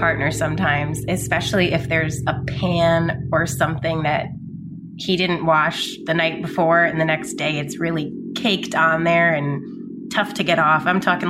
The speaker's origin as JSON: {"language": "English", "region": "New York", "country": "United States", "lives_now": "Queens, United States", "said": "I live in Queens, New York. I'm originally from Long Island, New York."}